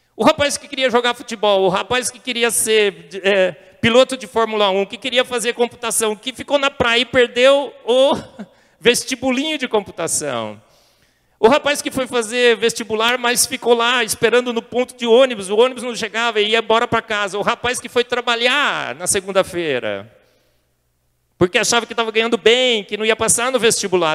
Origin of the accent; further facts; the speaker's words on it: Brazil; nasci no Brasil